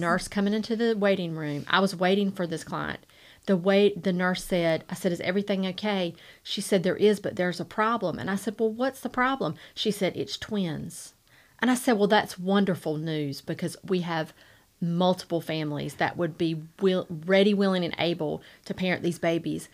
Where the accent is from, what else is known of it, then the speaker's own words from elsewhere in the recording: Rocky Mount, North Carolina, United States; I grew up here in Rocky Mount. I am a Rocky Mount native. I, born and raised here.